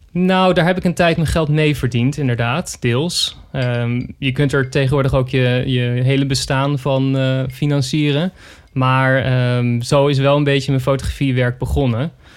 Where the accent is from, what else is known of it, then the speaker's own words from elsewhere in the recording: Zoetermeer, South Holland, Netherlands; toen ging ik naar de Van Leest in Zoetermeer, waar ik ben opgegroeid als Sweet Lake City Boy